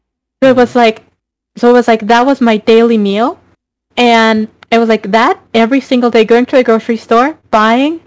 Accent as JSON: {"language": "English", "country": "Mexico", "tie": "born or raised there", "moved": "as an adult", "lives_now": "Canada", "said": "I'm originally from Mexico"}